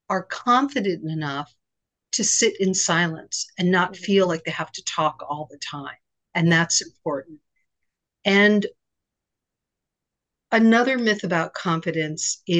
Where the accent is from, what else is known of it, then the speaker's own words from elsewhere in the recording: Virginia, United States; born there; also born or lived in Japan / Pennsylvania / Connecticut; now in New York City, United States; Well, I grew up in a, a bunch of different places. Okay. I was born in Virginia. I lived in Japan for four years. I lived in Pennsylvania and Connecticut, and now I'm in New York City.